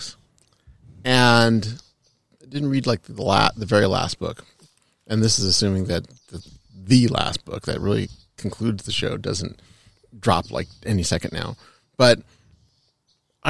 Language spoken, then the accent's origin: English; Southern California, United States; for those of us who were born and raised in Southern California